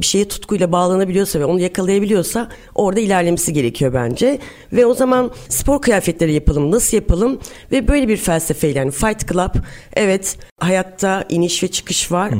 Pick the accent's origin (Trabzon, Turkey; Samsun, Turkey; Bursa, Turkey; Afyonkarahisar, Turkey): Samsun, Turkey; moved away as an adult; also born or lived in Istanbul; 1981 Samsun'dan oluyum. Senin memleketin aynı memleketinden evet. ve aynı liseden Samsun Lisesi'nden mezun oldum.